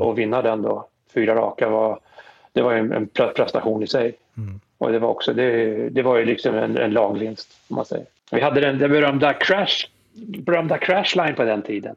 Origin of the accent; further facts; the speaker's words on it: Stockholm, Stockholm County, Sweden; moved away as an adult; now in New Jersey, United States; Jag är född på Östermalm. Eh, bodde, flyttade från Östermalm till Tensta